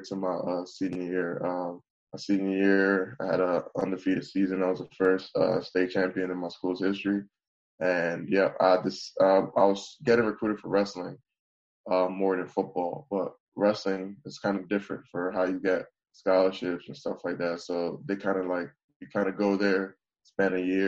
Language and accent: English; Bowie, Maryland, United States; My hometown, Bowie, is located in Prince George's